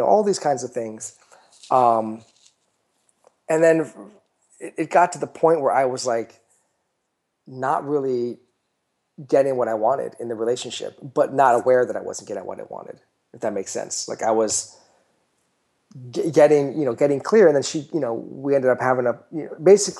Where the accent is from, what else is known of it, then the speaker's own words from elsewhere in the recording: United States; I'm American.